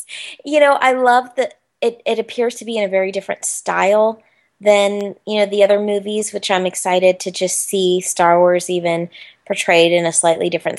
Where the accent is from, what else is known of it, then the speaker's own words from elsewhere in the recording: Orlando, Florida, United States; ever since I was a little girl growing up in Orlando